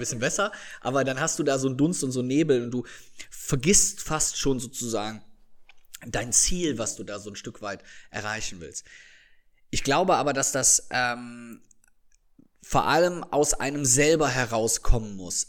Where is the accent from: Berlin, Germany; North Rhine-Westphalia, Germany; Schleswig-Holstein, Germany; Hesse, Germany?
North Rhine-Westphalia, Germany; Viersen; die Polizei meiner Heimatstadt